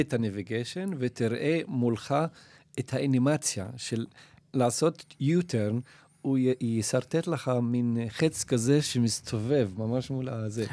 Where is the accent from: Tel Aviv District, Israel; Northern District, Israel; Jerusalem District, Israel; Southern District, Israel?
Northern District, Israel; Nazareth